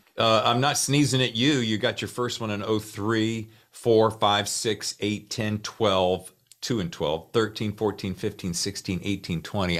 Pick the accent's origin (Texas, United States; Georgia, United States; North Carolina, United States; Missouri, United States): North Carolina, United States; Charlotte; I'm from North Carolina. I'm from uh, Charlotte area